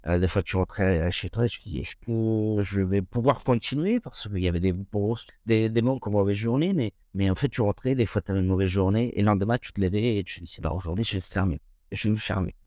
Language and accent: French; Toluca, State of Mexico, Mexico; French is a second language; moved away as an adult; now in France; je viens du centre du Mexique